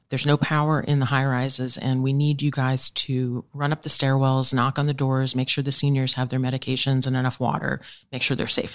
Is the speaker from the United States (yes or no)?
yes; New York, United States; also born or lived in Delaware; I grew up in New York